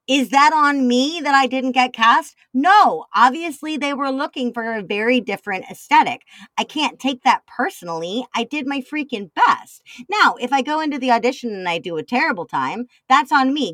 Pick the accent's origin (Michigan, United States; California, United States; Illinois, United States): Illinois, United States; Chicago; I'm a Chicagoan.